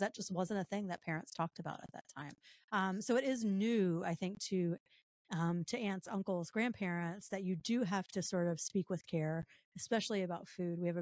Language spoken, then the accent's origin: English; the South, United States; I'm from the South.